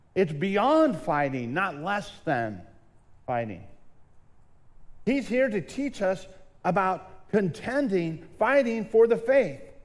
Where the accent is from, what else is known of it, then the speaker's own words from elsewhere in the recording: Southern California, United States; When I was younger, I grew up in Southern California